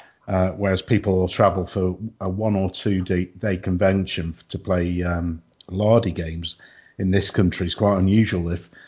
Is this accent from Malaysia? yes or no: no; Southampton, South East England, United Kingdom; born there; mentioned before we started that although I've lost the accent or never had the accent, actually, I was born in Southampton.